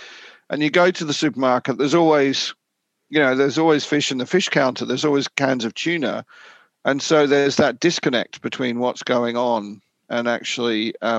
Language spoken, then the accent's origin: English; Australia; also born or lived in Papua New Guinea; now in United Kingdom; Personally for me, I'm from Australia and New Guinea, and like I grew up with coral reefs and things like